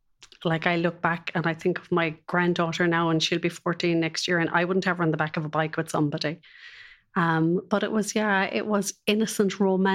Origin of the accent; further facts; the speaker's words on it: Cork, Munster, Ireland; It was lovely. It was very free. It was very innocent.